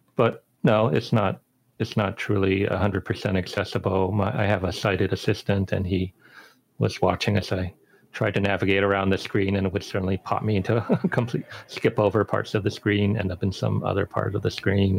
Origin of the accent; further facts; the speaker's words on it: Boston, Massachusetts, United States; moved away; they had a nice program in Boston uh, where I grew up